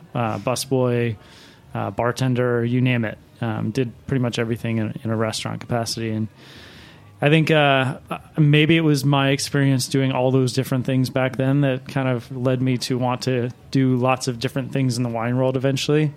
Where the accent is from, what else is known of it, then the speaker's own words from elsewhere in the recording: Baltimore, Maryland, United States; now in New York, United States; I was working at a, a steakhouse in Maryland, um, where I grew up in Baltimore